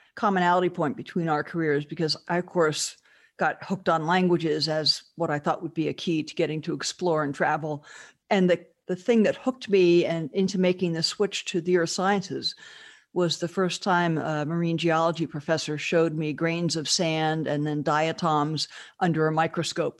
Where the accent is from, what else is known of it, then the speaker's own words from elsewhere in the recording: Southern California, United States; growing up in Southern California